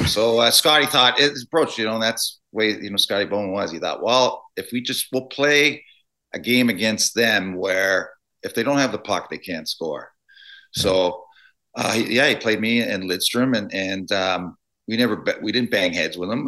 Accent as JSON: {"language": "English", "town": "Toronto", "region": "Ontario", "country": "Canada", "tie": "born or raised there", "said": "I grew up in Toronto"}